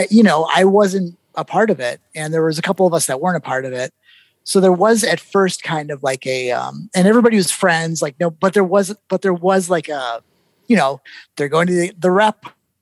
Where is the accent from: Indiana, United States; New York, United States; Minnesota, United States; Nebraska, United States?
Minnesota, United States; accent: Minnesota; I'm from Minnesota, so sometimes my Minnesota sneaks out a little bit